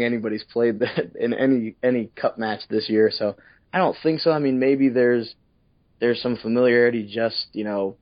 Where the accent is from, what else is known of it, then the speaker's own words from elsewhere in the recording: Northeast Ohio, United States; moved away; being from Northeast Ohio